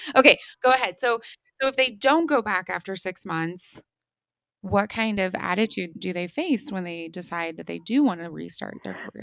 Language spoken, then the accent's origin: English; United States; also born or lived in Germany; I have gone back to my home country of the United States